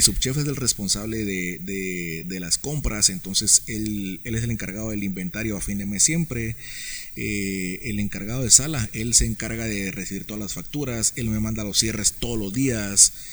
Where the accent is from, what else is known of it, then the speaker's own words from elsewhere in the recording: Guatemala City, Guatemala Department, Guatemala; also born or lived in Spain / Denmark; yo, nací acá en la ciudad. Eh, yo, yo, durante 27 años viví en la zona 18.